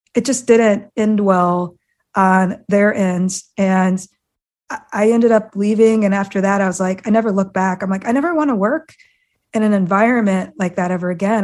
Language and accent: English; Iowa, United States; I grew up in Iowa of all places